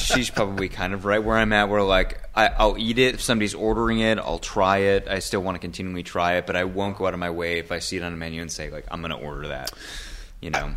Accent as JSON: {"language": "English", "town": "Maple Grove", "region": "Minnesota", "country": "United States", "tie": "born or raised there", "also_born_or_lived": "Los Angeles", "moved": "as an adult", "said": "I grew up in Maple Grove"}